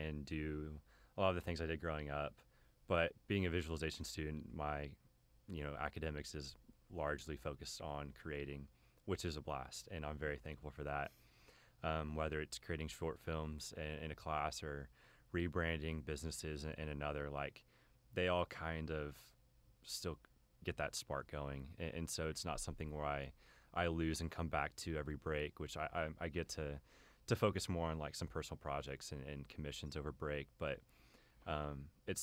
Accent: Keller, Texas, United States; I'm from Keller, which is near Fort Worth, and I grew up there pretty much my entire life

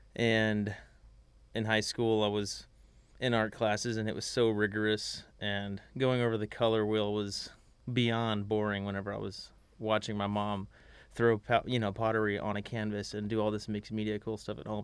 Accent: Magnolia, Texas, United States; I'm from Magnolia, Texas.

